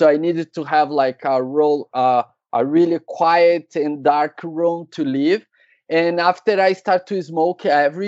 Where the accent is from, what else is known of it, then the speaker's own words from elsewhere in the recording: São Paulo, Brazil; I'm from Brazil, São Paulo